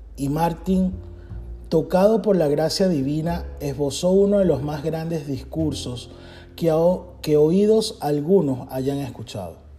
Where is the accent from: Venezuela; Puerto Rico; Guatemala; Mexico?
Venezuela; now in Tennessee, United States; soy venezolano, actualmente vivo en Tennessee, Estados Unidos